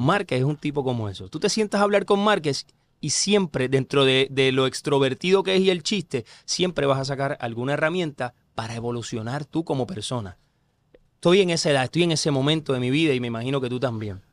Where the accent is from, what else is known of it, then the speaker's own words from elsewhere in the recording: Corozal, Puerto Rico; yo soy del pueblo de Corozal, yo soy corozaleño